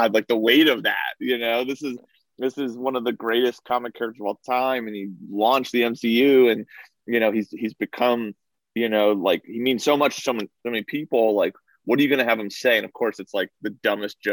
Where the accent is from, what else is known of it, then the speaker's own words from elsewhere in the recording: Somers, New York, United States; I grew up in Somers, New York, and it's mostly like a Irish Catholic, Italian Catholic town